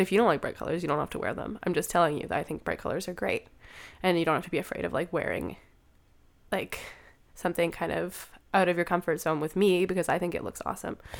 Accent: Canada; I'm a photographer from Canada, a queer photographer from Canada

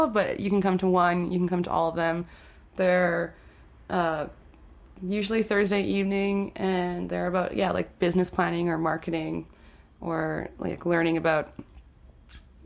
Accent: Winnipeg, Manitoba, Canada; growing up in St. Vital

